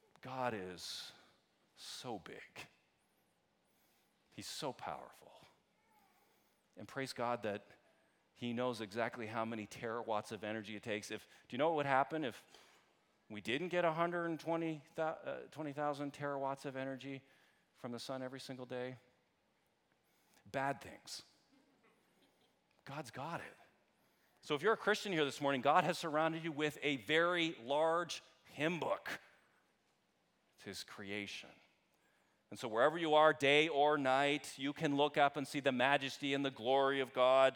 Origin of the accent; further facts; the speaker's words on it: Canada; I'm Canadian